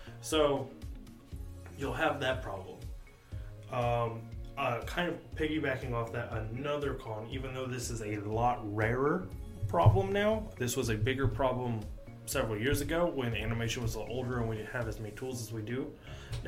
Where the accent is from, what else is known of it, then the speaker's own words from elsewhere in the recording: United States; an American watcher